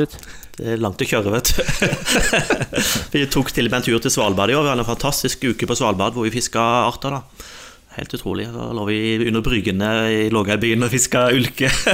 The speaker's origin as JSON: {"language": "Norwegian", "region": "Innlandet", "country": "Norway", "tie": "born or raised there", "said": "jeg er oppvokst i Innlandet delvis."}